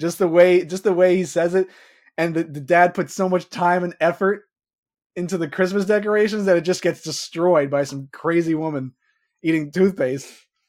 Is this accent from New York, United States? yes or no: yes; Levittown, New York, United States; where I grew up in Levittown.